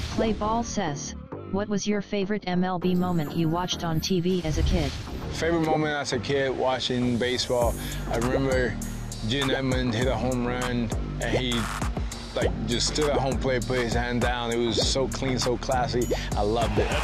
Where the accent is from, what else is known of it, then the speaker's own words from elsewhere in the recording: Bahamas; I'm from the Bahamas, so